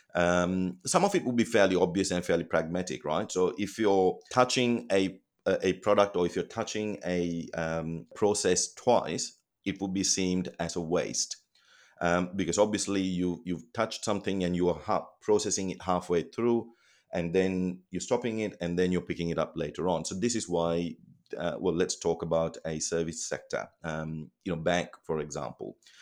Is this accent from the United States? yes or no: no; Colombo, Western Province, Sri Lanka; moved away as an adult; now in Australia; I was born in Colombo, Sri Lanka